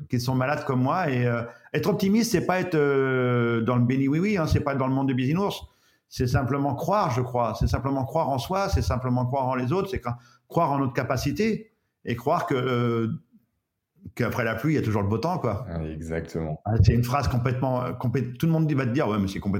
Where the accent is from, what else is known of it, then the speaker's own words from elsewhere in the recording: Breton, Brittany, France; en tant que breton